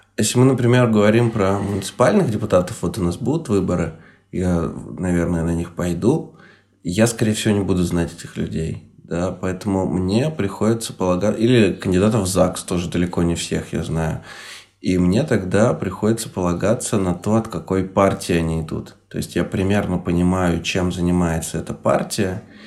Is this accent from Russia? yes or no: yes; Chelyabinsk Oblast, Russia; когда я рос в Челябинской области